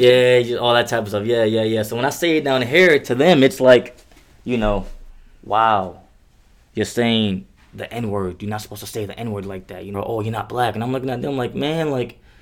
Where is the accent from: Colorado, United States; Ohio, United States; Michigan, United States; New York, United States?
New York, United States; New York City; now in Kentucky, United States; I'm from the greatest city in the world, man. You know where hip hop was born at, where rap was born. I'm from the Bronx